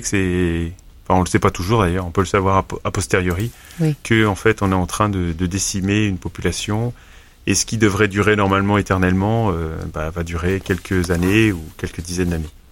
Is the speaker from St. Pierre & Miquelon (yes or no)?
yes; St. Pierre & Miquelon; je suis originaire de Saint-Pierre-et-Miquelon